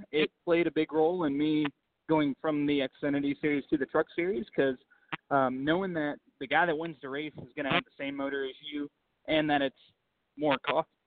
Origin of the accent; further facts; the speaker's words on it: United States; It's my hometown